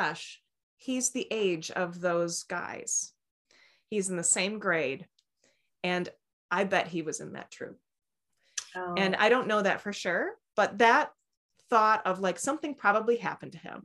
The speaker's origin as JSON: {"language": "English", "region": "Midwest", "country": "United States", "tie": "born or raised there", "said": "I grew up in the Midwest, and you just don't bring up stuff."}